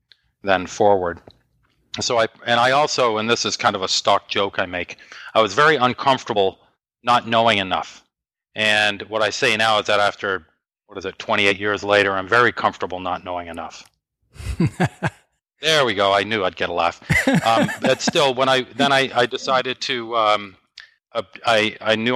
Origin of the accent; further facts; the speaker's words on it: Maine, United States; moved away as an adult; also born or lived in North Carolina; I'm from Maine and my wife's from Maine, and we moved to North Carolina